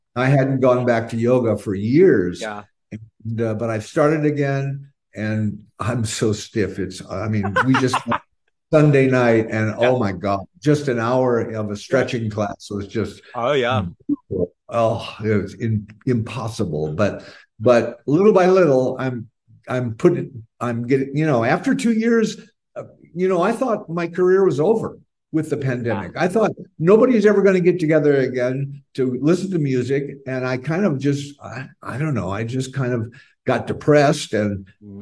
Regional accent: Phoenix, Arizona, United States; moved away as an adult; also born or lived in San Francisco; I grew up in Phoenix, Arizona, as as did all of us.

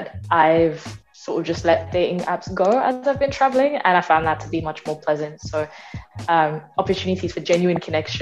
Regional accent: London, United Kingdom; moved away as an adult; So I'm born and raised in London, UK.

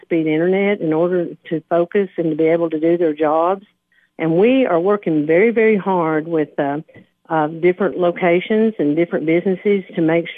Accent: Putnam County, Tennessee, United States; I am born and raised in Putnam County

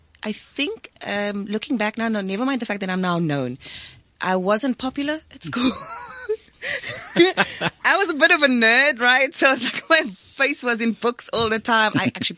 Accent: South Africa; first language Afrikaans; English is a second language; And like obviously Afrikaans is my mother tongue, right? So I watched my mom once when I went home.

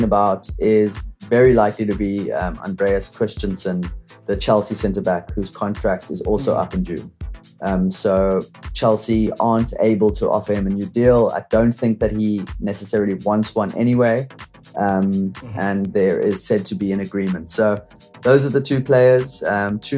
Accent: South Africa; as a South African

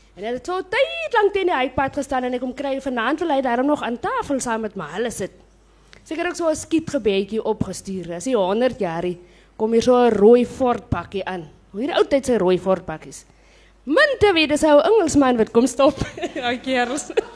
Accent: Komaggas, Northern Cape, South Africa; now in Stellenbosch, South Africa; ek kom van Kommagas in Namakwaland.

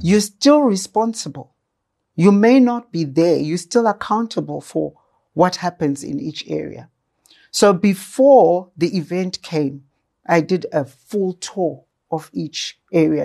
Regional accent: Gwanda, Matabeleland South, Zimbabwe; I was born in Manama, Gwanda, at Manama Mission Hospital in Gwanda

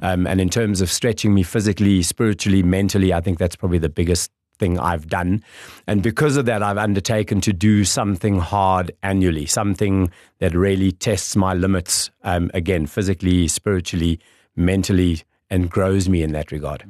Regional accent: Windhoek, Khomas, Namibia; local boy, born and bred. Um, grew up in Kleinwintuk.

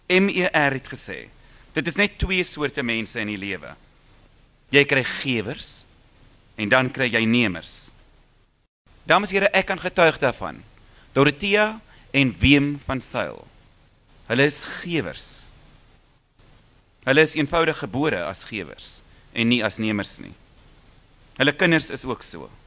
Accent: South Africa; Maar ons is Suid-Afrikaners. Ons sal nooit kan verplant nie.

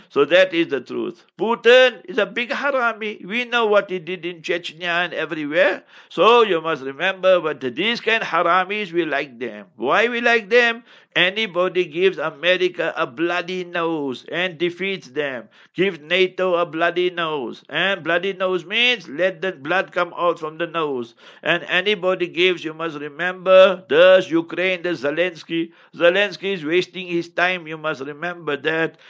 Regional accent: South Africa; I grew up in African township

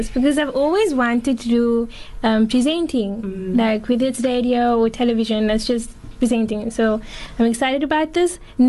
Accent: Kraaifontein, Western Cape, South Africa; I'm 24 years old. I am from Kales River.

